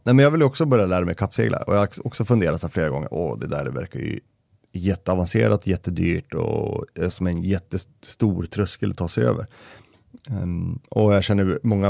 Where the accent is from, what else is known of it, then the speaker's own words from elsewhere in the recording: Denmark; now in Västerås, Sweden; jag är ju dansk och jag förstår inte ett skit norska